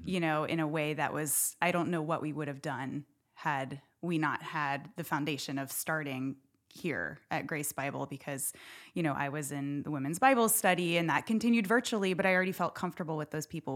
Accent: Houston, Texas, United States; also born or lived in Dallas-Fort Worth, Texas / central Pennsylvania; now in Nacogdoches, United States; I grew up in Houston

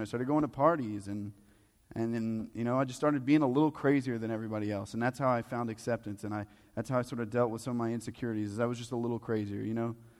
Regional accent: the Bible Belt, United States; we're all from the Bible Belt, or at least most of us are.

